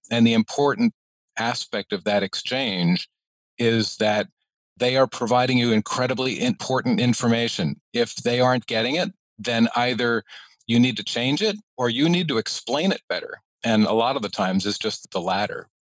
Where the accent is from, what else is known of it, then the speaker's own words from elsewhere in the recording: New York, United States; I am a New Yorker.